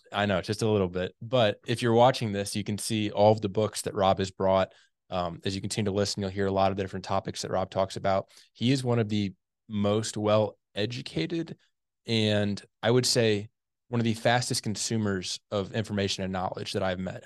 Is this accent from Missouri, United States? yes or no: yes; St. Louis, Missouri, United States; I grew up in the Saint Louis area